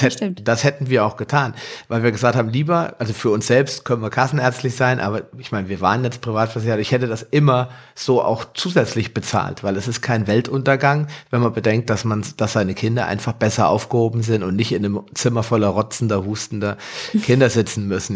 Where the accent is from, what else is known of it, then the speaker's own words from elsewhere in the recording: Hesse, Germany; bei uns in Hessen